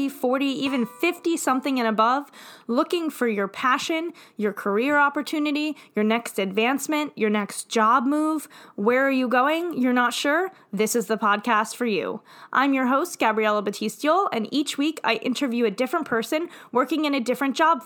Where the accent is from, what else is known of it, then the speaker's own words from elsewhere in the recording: New York, United States; also born or lived in Florida; I'm from New York, but I lived in Florida for 3 years